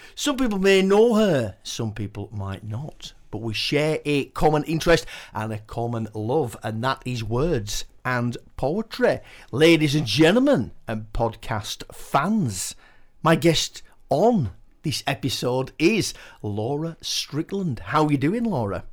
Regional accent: Keighley, Yorkshire and the Humber, United Kingdom; I was born and bred in Keighley

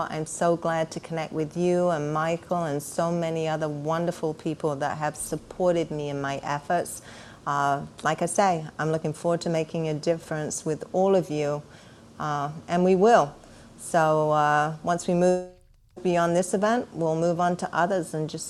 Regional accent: England, United Kingdom; moved away as an adult; I was born and raised in England.

